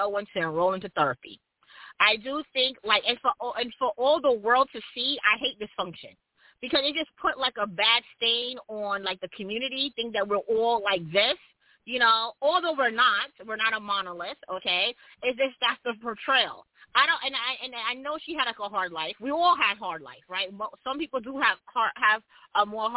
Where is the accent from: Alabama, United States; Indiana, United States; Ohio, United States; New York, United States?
New York, United States; New York City; I'm from Brooklyn